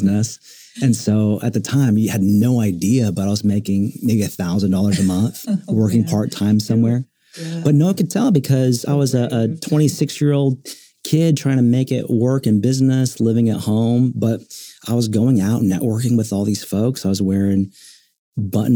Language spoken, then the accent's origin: English; Oklahoma City, Oklahoma, United States; being born and raised in Oklahoma City